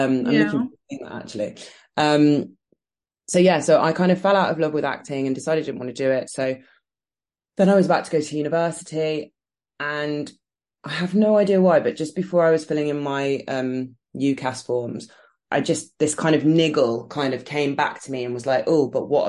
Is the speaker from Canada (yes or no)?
yes; Canada; also born or lived in Birmingham, United Kingdom; So I am from Birmingham, which is a city in the West Midlands. And I grew up there until I was 4. And then I moved to Canada.